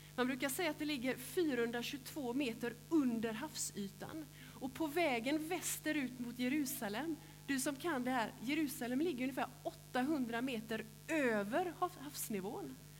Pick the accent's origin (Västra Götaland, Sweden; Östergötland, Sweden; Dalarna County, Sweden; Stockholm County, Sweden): Västra Götaland, Sweden; Gråbo; now in Hulla, Sweden; där jag är uppväxt i Gråbo